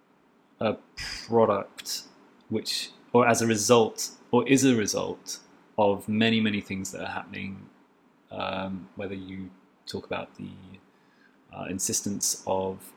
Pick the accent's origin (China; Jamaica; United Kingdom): United Kingdom; England; now in Beirut, Lebanon; I'm English, of course